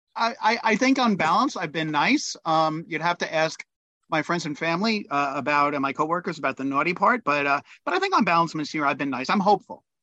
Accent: New York City, New York, United States; I was born in the Bronx

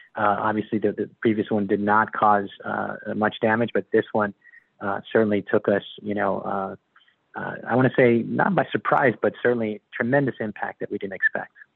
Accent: Miami, Florida, United States; also born or lived in Colombia; Grew up in Miami

